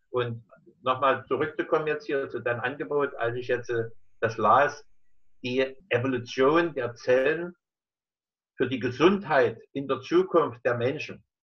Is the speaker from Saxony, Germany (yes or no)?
yes; Dresden, Saxony, Germany; born there; Ich bin äh, in Dresden geboren, 1946. Das heißt, ich bin jetzt 74 Jahre alt.